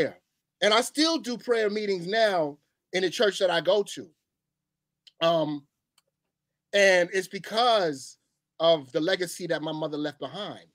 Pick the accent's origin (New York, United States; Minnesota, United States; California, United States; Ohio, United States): New York, United States; New York City; as a New Yorker